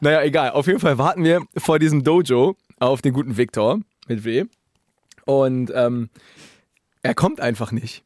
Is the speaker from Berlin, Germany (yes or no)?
yes; Berlin, Germany; in Berlin, mhm. wo ich herkomme